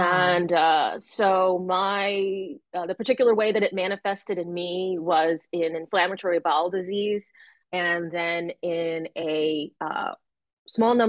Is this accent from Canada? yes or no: no; Connecticut, United States; I grew up in Connecticut